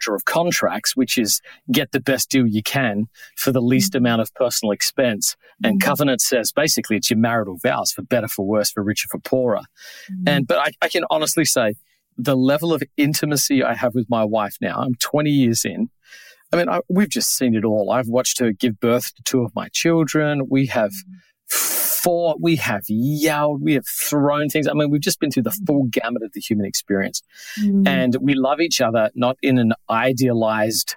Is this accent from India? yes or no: no; Australia; moved away as an adult; now in New York, United States; I grew up in Australia